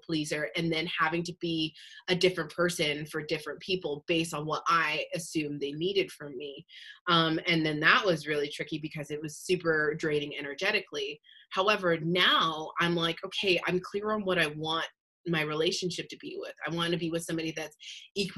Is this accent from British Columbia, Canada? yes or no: no; Calgary, Alberta, Canada; also born or lived in Long Beach, California / Los Angeles, California; now in Ontario, Canada; I'm originally from Calgary, Alberta, moved to California.